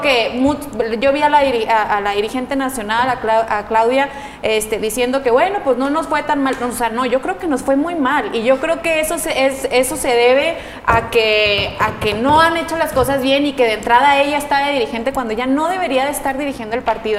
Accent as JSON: {"language": "Spanish", "country": "Mexico", "said": "nos compete a todos como mexicanos"}